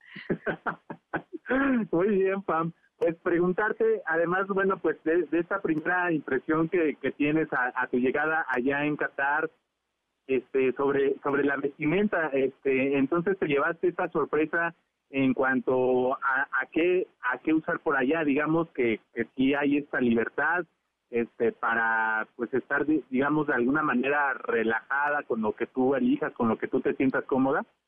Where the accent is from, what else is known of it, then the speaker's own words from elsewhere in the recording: Mexico; nosotros como mexicanos